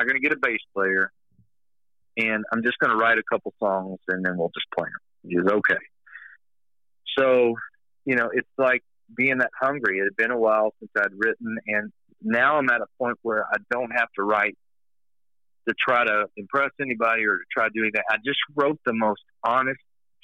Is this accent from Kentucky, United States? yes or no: yes; a small town in Kentucky, United States; moved away as an adult; now in Evansville, United States; We initially were from a small town in Kentucky